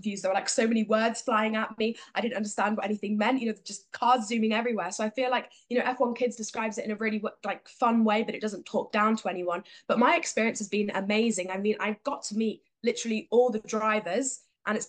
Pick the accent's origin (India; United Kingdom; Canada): United Kingdom; Sheffield, Yorkshire and the Humber; I'm from Sheffield